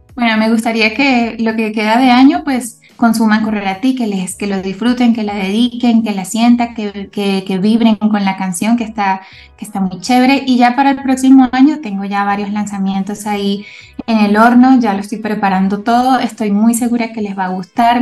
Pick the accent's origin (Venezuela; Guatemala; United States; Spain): Venezuela; Caracas, Capital District; moved away as an adult; now in Bogotá, Colombia; Yo soy venezolana, nací en Caracas, estudié en Caracas